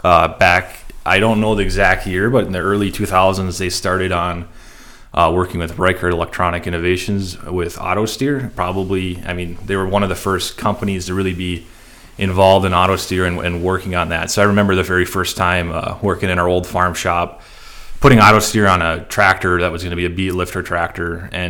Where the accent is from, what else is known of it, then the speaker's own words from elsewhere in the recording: Arthur, North Dakota, United States; I grew up in Arthur, North Dakota. It's a half hour northwest of our office here. And so we farm in the Red River Valley, kind of on the, maybe you could say on the western edge of where it is